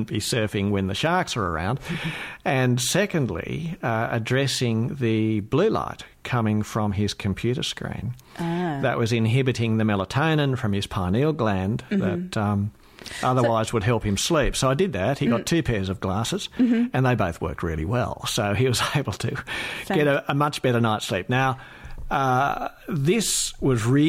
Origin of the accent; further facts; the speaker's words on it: Australia; as an Australian optometrist